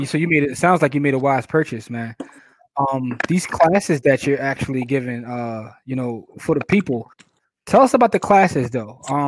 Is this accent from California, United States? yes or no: no; Philadelphia, Pennsylvania, United States; our biggest audience is in Philadelphia because we're from Philly.